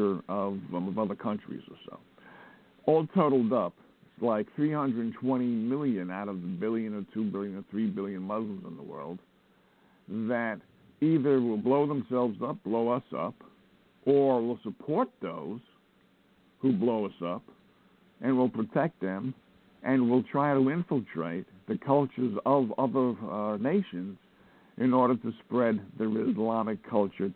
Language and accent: English; United States; I'm an American